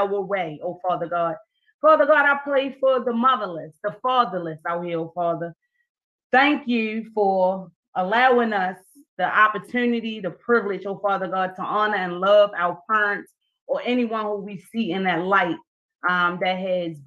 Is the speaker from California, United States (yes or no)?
no; Baltimore, Maryland, United States; Baltimore City because it's my hometown, born and raised, and I'm still here